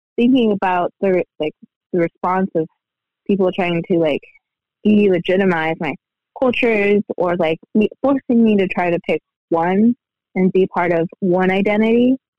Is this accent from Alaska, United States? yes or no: yes; Aleutian Chain, Alaska, United States; now in Fairbanks, United States; I am from Alaska, out on the Aleutian Chain